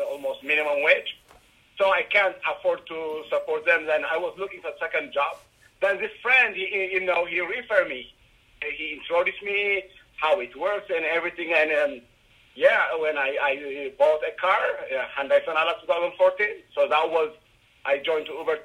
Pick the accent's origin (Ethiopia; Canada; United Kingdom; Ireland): Ethiopia; Addis Ababa; moved away as an adult; now in Sacramento, United States; When I came from Ethiopia